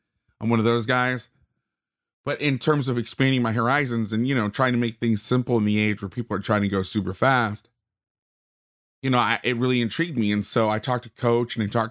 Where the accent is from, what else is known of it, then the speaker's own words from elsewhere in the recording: Florida, United States; moved away as an adult; now in West Coast, United States; I grew up on the East Coast. I lived in Florida until I was 22, but I've been on the West Coast for the last 14 years